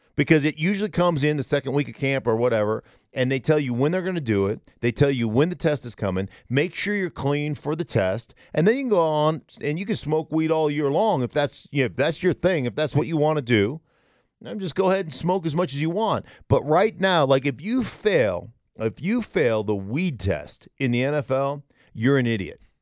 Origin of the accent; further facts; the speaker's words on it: Alaska, United States; now in Denver, United States; I grew up in Alaska